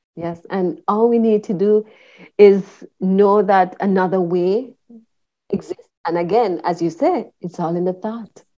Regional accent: Jamaica; moved away as an adult; also born or lived in Kingston, Jamaica; I was born and raised in Jamaica. I left Jamaica at the good age of 38

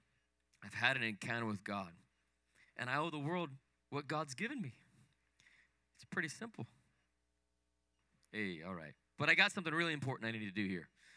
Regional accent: Salt Lake City, Utah, United States; I grew up in Salt Lake City, Utah. I was born and raised there

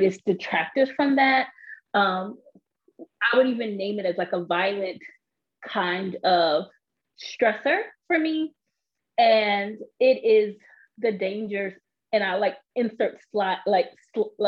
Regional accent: New York, United States; also born or lived in Austin, Texas; before I turned one, we moved to New York

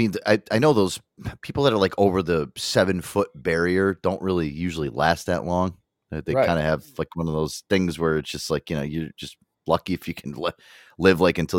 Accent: United States

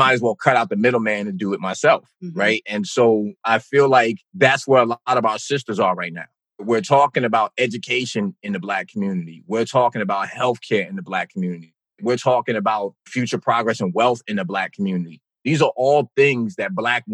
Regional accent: East Orange, New Jersey, United States; I grew up in East Orange, New Jersey

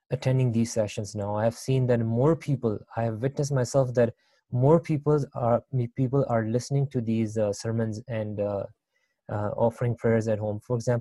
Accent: Libya; now in Canada; I was born and raised in Libya.

